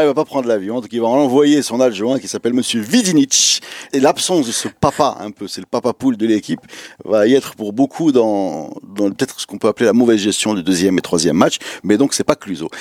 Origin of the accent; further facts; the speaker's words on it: Morocco; comme on est Marocain